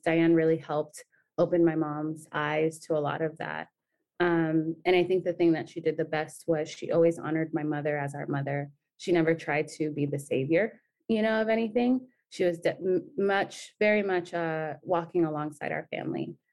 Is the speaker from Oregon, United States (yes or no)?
no; San Diego, California, United States; also born or lived in Nairobi, Kenya; we came to San Diego when I was four years old. Um, we were living in, in Kenya. I was born in Nairobi while we were living in a refugee camp